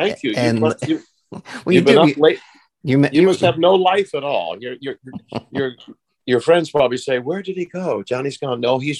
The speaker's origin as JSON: {"language": "English", "town": "Warren", "region": "Pennsylvania", "country": "United States", "tie": "born or raised there", "also_born_or_lived": "Pittsburgh", "said": "I grew up back east in Pittsburgh. My dad, we kept moving because of my dad's business. And I was born in Mercy Hospital, Pittsburgh, Pennsylvania. But we really lived in Warren, Pennsylvania."}